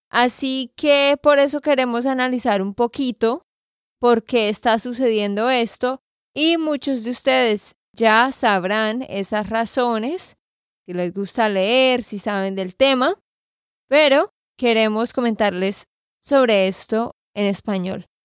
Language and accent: Spanish; Santander, Colombia; de Santander, Colombia.